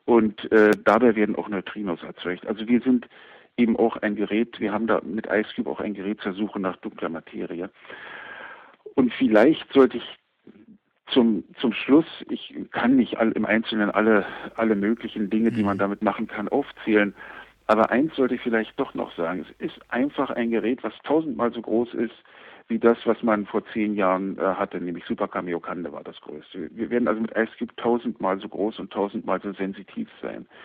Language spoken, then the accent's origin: German; Germany; Also ich bin in der DDR aufgewachsen